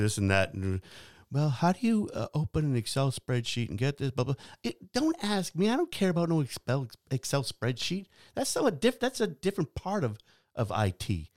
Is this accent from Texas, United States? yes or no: no; New Hampshire, United States; I'm from New Hampshire